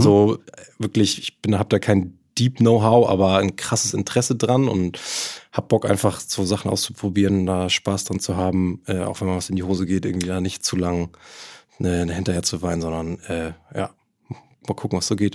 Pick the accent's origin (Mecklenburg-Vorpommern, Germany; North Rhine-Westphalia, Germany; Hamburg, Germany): Hamburg, Germany; also born or lived in Kiel; Also ich bin hier in Hamburg groß geworden